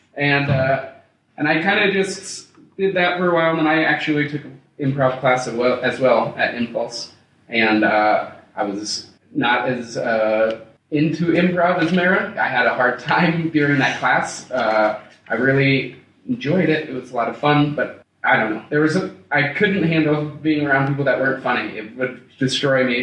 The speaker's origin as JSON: {"language": "English", "town": "Broomfield", "region": "Colorado", "country": "United States", "tie": "born or raised there", "said": "I was born here and uh, raised here. I lived in Broomfield. Like, I grew up in Broomfield, went to high school there and such."}